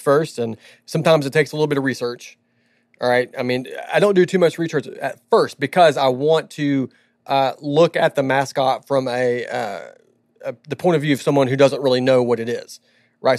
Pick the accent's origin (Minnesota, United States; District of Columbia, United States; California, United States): California, United States; Southern; moved away; I was born in Southern California.